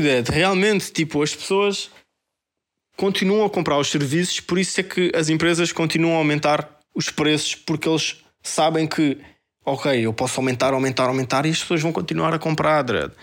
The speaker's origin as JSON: {"language": "Portuguese", "country": "Portugal", "tie": "born or raised there", "said": "eu sou português e vivi aqui a minha vida toda, toda"}